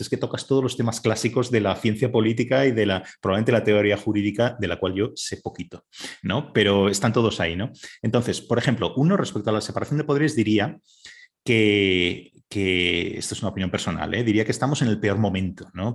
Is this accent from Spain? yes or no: yes; Spain; en España somos especialmente borreguiles